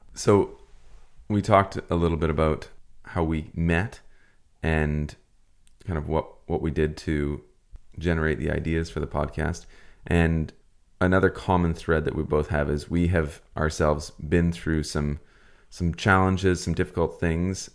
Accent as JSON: {"language": "English", "area": "Vancouver Island", "region": "British Columbia", "country": "Canada", "said": "we're from Vancouver Island on the west coast of Canada here"}